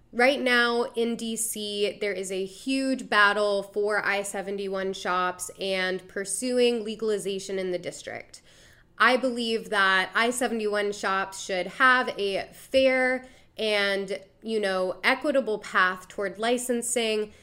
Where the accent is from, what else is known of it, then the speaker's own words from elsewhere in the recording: DMV, DC metropolitan area, United States; It's my hometown. I'm from the D M V.